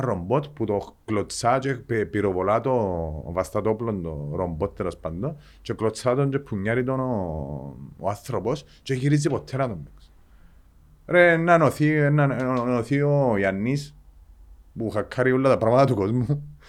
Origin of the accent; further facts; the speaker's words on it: Engomi, Nicosia District, Cyprus; εγώ γεννήθηκα στην Εγκόμη